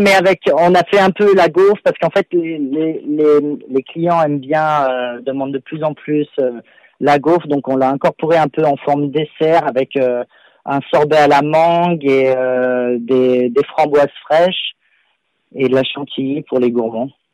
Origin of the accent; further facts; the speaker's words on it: Lyon, Auvergne-Rhône-Alpes, France; moved away as an adult; also born or lived in Paris, France; now in London, United Kingdom; je suis à la base, je suis lyonnais